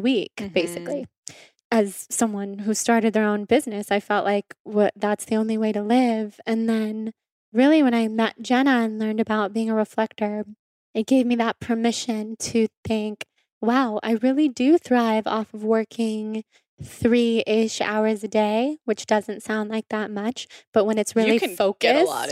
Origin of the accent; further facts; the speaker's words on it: Sacramento, California, United States; So I grew up in Sacramento, and both of my parents grew up in Sacramento.